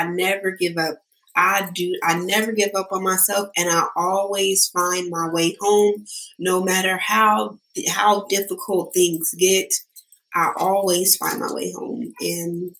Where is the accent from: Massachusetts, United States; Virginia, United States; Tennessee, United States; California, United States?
California, United States; Sacramento; I'm here from Sacramento. I grew up in Del Paso Heights